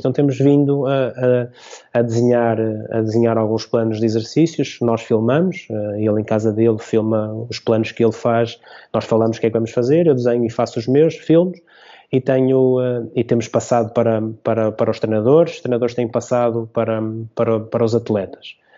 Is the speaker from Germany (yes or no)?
no; São João da Madeira, Aveiro District, Portugal; also born or lived in Oliveira; Eu sou de São João da Madeira, sou São Joanense